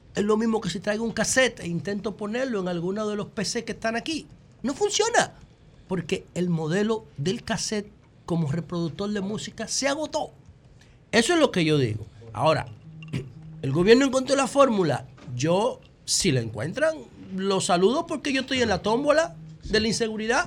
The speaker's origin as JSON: {"language": "Spanish", "country": "Dominican Republic", "said": "como dominicano"}